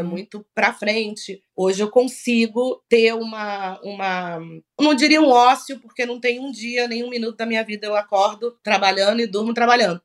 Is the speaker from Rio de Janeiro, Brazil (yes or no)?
yes; Rio de Janeiro, Brazil; also born or lived in Salvador, Bahia; Eu me sou uma, uma soteropolitana, me sinto, sou nascida no Rio, mas me sinto baiana